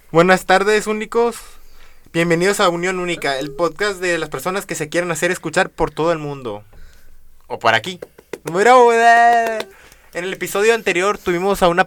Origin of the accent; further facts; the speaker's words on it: Venezuela; Es que soy venezolano, perdóname.